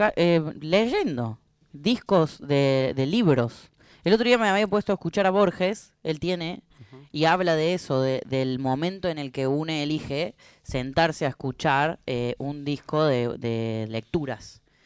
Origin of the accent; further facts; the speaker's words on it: Córdoba, Argentina; ahí en Río Cuarto, en mi país de Córdoba